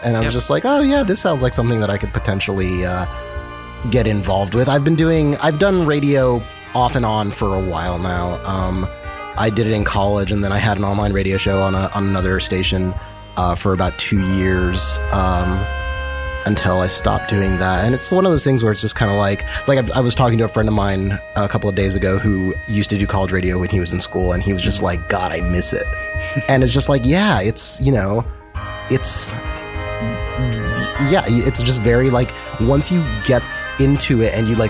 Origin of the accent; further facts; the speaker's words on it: El Paso, Texas, United States; I'm originally from Texas. I'm actually going back there tomorrow.